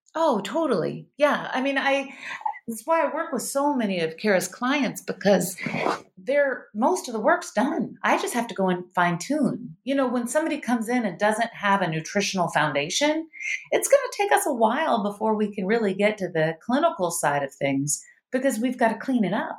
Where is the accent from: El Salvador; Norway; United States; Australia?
United States; Starkville, Mississippi; now in California, United States; I was raised in the South, and I had, we were raised, actually, I had the hippie parents. So we were raised vegan in the South